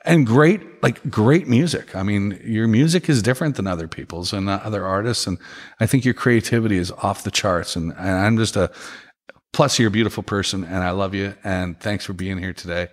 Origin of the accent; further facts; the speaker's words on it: Regina, Saskatchewan, Canada; moved away; I'm originally from Canada